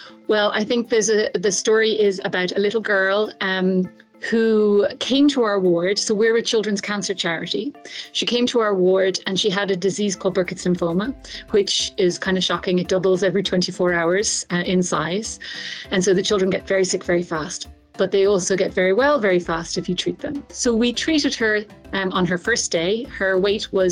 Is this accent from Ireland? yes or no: yes; Ireland; moved away as an adult; now in Tanzania; I'm an Irish pediatric oncologist, and I have lived and worked in Tanzania for over 15 years now